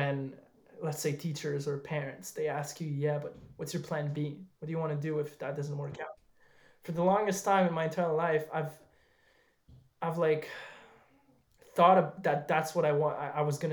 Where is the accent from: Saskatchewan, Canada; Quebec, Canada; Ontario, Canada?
Quebec, Canada; Montreal; I'm from Montreal